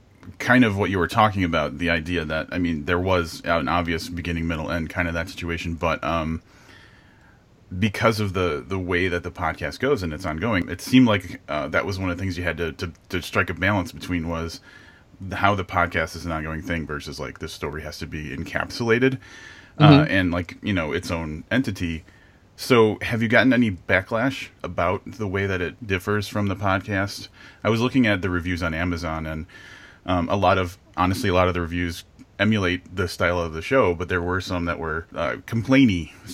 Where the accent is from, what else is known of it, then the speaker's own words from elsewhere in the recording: Midwest, United States; I growing up in the Midwest, where I think the onion kind of originated